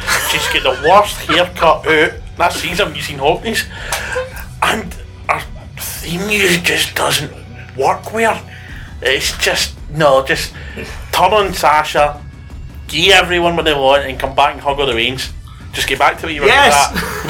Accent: Canada; I'm Canadian.

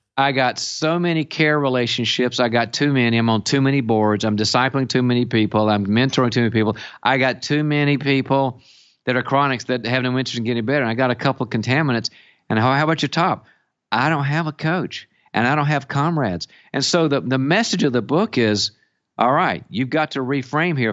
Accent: the South, United States; now in California, United States; I'm originally from the South

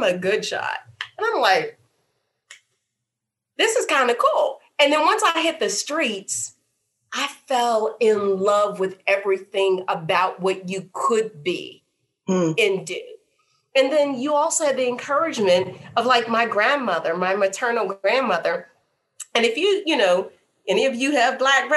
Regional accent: Pittsburgh, Pennsylvania, United States; now in Charlottesville, United States; I'm from Pittsburgh, which is a heavily unionized steel community.

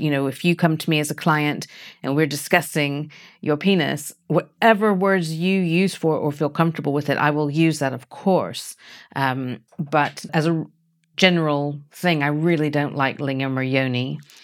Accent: United States; now in United Kingdom; although I'm American by birth, I have lived in the U K much longer than I ever lived in America

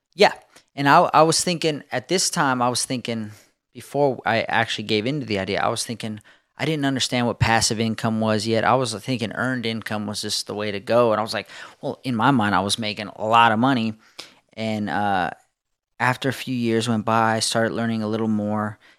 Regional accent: Southern California, United States; I was born in Southern California, the home of skateboarding

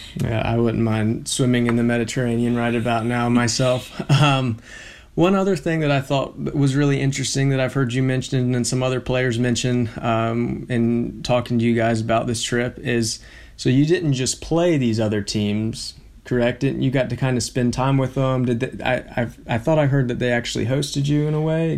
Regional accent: Blacksburg, Virginia, United States; moved away; being in my hometown

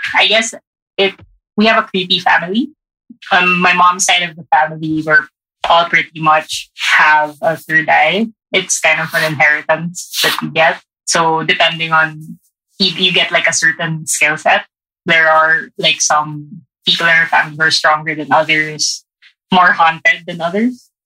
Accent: Baguio, Cordillera Administrative Region, Philippines; also born or lived in Parañaque; now in Manila, Philippines; I grew up in Baguio, but I live in Manila with my partner, and we have a place in Paranaque.

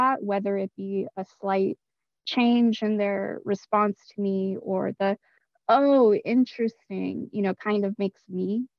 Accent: Los Angeles, California, United States; So I grew up in South Central Los Angeles. And for those folks who don't know, it has a reputation of being a dangerous place to live. Definitely not, a nice area

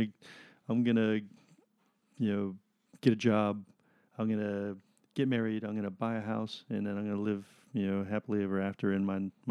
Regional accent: Maryland, United States; also born or lived in Lexington Park, Maryland / New York; now in California, United States; when we grew up in Maryland, when we met in Maryland

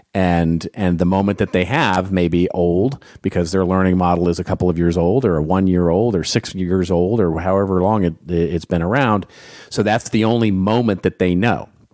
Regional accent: Los Angeles, California, United States; my hometown of Hollywood, California

